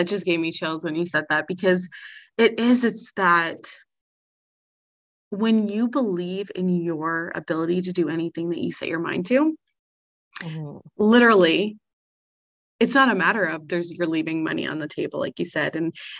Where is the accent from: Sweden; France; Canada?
Canada; I mean, we're both Canadian, so we are so blessed in that.